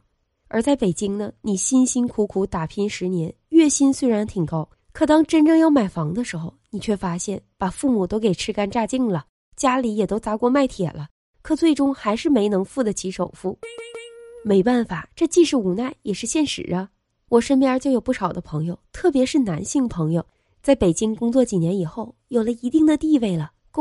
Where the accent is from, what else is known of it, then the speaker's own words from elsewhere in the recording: Qiqihar, Heilongjiang, China; 我的家乡是黑龙江省齐齐哈尔市，跟鹤岗是同一个省份的。虽然它不是鹤岗，但却有很多相似的地方。